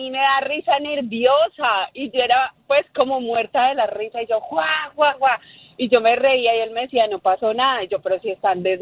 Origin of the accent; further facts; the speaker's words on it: Colombia; Yo soy colombiana, sí.